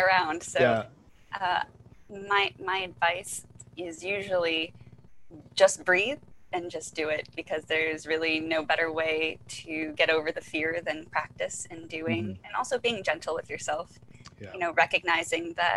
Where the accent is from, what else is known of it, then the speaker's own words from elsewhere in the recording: Philippines; as a Filipino